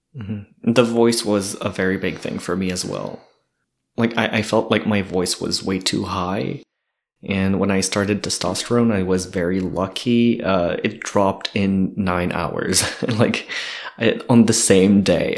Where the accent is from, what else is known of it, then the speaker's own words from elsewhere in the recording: Kedgewick, New Brunswick, Canada; moved away as an adult; also born or lived in Edmundston; now in Moncton, Canada; I'm originally from Kedgewick. I lived in Edmundston a bit for a couple of years, and then I moved here in Moncton this summer